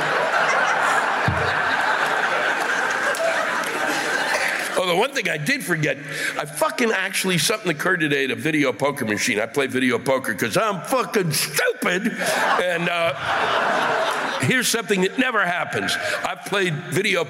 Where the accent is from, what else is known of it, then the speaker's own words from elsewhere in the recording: Maryland, United States; the state I was born in, Maryland